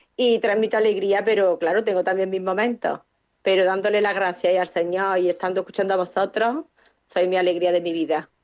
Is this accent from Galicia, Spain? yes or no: no; Córdoba, Andalusia, Spain